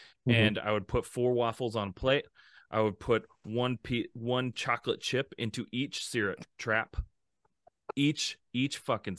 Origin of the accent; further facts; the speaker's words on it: Midwest, United States; Like, look, I'm from the Midwest. Like, me and Matt, yeah, hard Midwesterns.